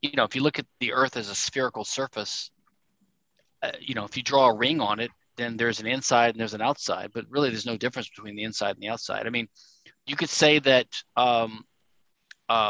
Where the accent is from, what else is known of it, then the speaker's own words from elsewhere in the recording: Louisiana, United States; Louisiana, I'm from Louisiana